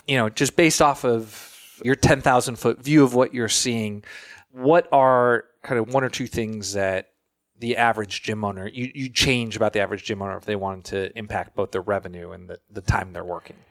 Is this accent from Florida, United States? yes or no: yes; Florida, United States; I'm from Florida